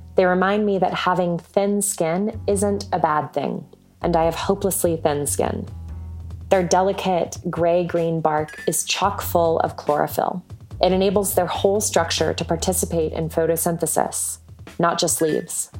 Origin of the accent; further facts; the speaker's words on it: Atlanta, Georgia, United States; now in Colorado, United States; I'm from Atlanta, Georgia, but sending these thoughts in from Colorado.